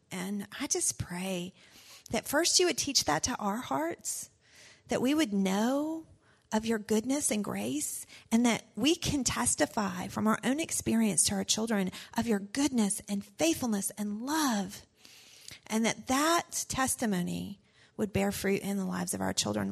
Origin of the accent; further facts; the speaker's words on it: the South, United States; I was raised in the South